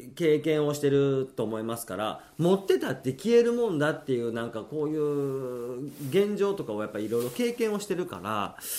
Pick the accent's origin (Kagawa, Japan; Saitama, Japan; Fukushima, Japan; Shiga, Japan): Shiga, Japan; now in Tokyo, Japan; 僕滋賀県出身じゃないですか